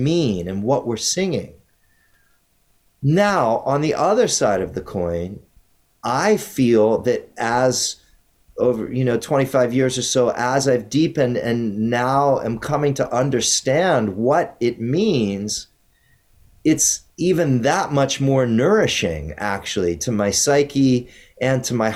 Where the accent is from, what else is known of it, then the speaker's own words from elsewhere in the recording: Maryland, United States; now in California, United States; where I grew up on the East Coast in Maryland